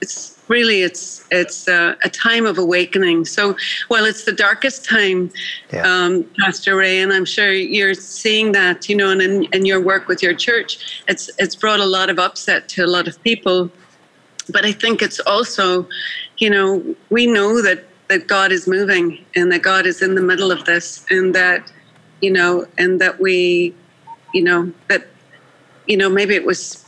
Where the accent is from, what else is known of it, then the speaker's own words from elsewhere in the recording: Northern Ireland, United Kingdom; moved away as an adult; now in United States; I grew up as a minority in Northern Ireland. And I would, as Irish Catholics